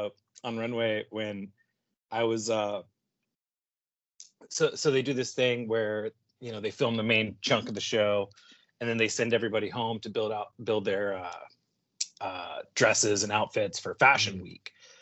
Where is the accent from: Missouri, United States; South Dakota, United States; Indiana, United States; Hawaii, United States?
Indiana, United States; moved away as an adult; also born or lived in New Jersey; I grew up and born and raised in Indiana, and then I moved out to New Jersey to go to Kubert School